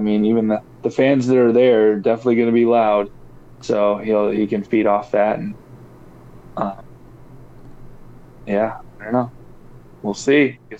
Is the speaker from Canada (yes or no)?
no; Colorado, United States; moved away; back in my home state.